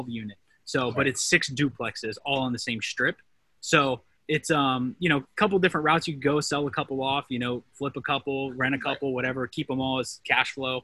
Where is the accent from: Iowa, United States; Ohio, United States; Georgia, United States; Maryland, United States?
Ohio, United States; Mansfield; now in Columbus, United States; I'm actually originally from Mansfield, Ohio, which is Richland County